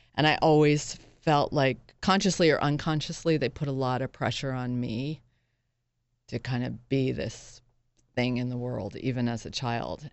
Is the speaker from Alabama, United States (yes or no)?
no; Northampton, Massachusetts, United States; moved away as an adult; also born or lived in Boston / Princeton; now in New York, United States; I actually grew up in Massachusetts